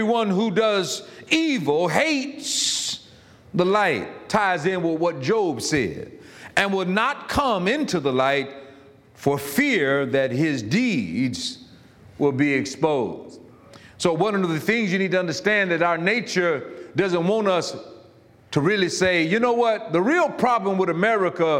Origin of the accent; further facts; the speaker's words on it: Florida, United States; I'm from Florida, and I was raised in a house where we didn't have AC until I turned 16 or 17.